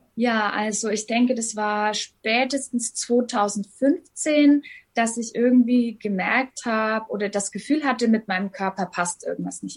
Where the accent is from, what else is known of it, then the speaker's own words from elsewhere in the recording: Hof, Bavaria, Germany; Ich komme aus Hof in Bayern ganz oben. An der Grenze zu Thüringen und Sachsen liegt es